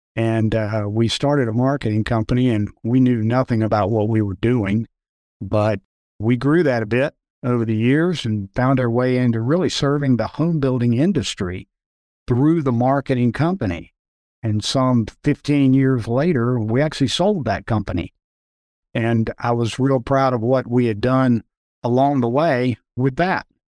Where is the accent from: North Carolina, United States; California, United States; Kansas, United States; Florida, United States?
North Carolina, United States; Charlotte; I've spent most of my life growing up in Charlotte, North Carolina